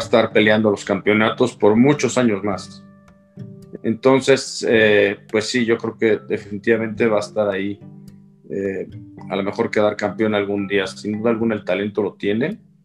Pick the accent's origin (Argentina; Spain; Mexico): Mexico; siempre como mexicano te da gusto que a otro le vaya bien